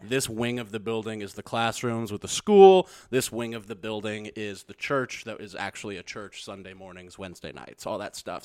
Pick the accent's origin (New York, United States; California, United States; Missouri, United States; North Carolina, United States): Missouri, United States; being from Missouri